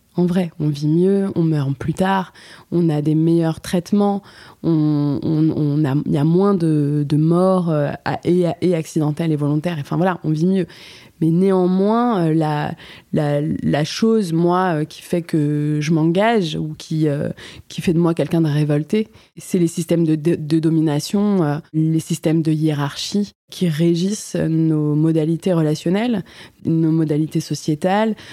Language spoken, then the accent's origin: French; Paris, Île-de-France, France; On avait fait un spectacle au théâtre Mouffetard, parce que donc, je suis parisienne